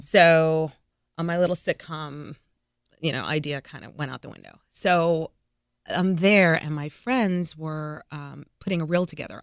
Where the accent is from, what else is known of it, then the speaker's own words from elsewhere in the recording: New Rochelle, New York, United States; moved away as an adult; also born or lived in California / North Carolina / Iowa; now in Memphis, United States; I'm from New Rochelle, New York.